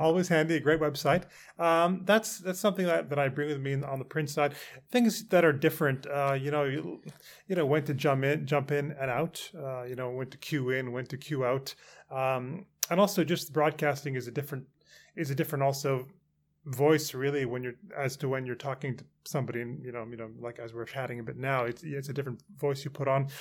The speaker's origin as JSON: {"language": "English", "country": "Canada", "tie": "born or raised there", "moved": "as an adult", "lives_now": "London, United Kingdom", "said": "I grew up in Canada"}